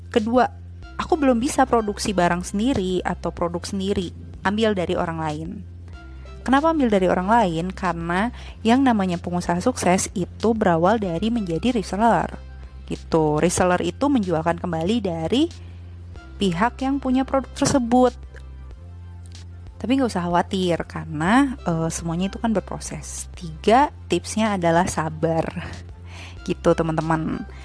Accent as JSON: {"language": "Indonesian", "town": "Bogor", "region": "West Java", "country": "Indonesia", "tie": "born or raised there", "also_born_or_lived": "Ciamis / Jakarta", "said": "terus aku tinggal sama kakek nenek kadang di Bogor kadang di Ciamis tapi sejak SD itu di Bogor sampai lulus. Nah, SMP aku di Bogor, di salah satu sekolah favorit di Bogor."}